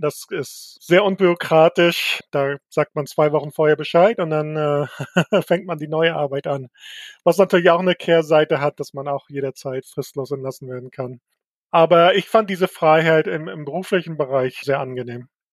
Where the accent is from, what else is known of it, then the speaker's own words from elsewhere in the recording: Mecklenburg-Vorpommern, Germany; now in Chicago, United States; Mecklenburg ist auch immer noch meine Heimat